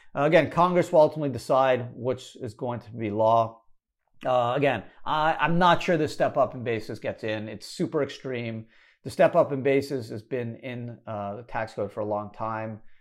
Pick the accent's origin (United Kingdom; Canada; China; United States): Canada; moved away; I was born in Canada